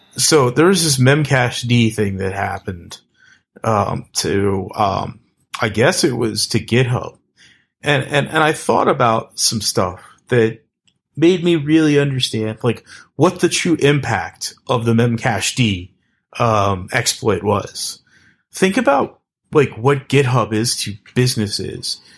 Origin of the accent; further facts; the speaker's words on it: East Coast, United States; also born or lived in New York City / New Jersey; I'm from the East Coast.